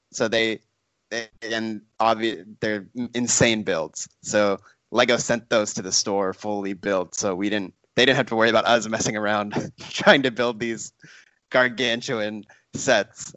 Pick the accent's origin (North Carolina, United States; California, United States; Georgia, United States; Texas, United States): Texas, United States; now in Los Angeles, United States; by way of growing up in Texas